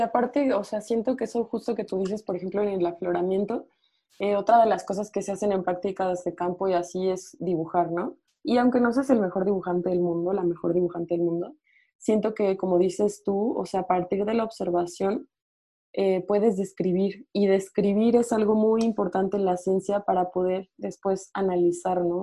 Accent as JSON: {"language": "Spanish", "town": "Morelia", "region": "Michoacán", "country": "Mexico", "also_born_or_lived": "Mexico City", "moved": "as an adult", "said": "yo soy de Morelia"}